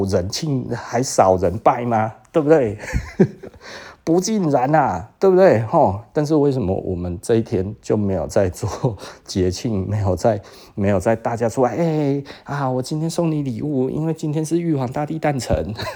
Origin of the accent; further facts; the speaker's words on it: Taiwan; 我们台湾人骄傲的台湾人，骄傲的台湾人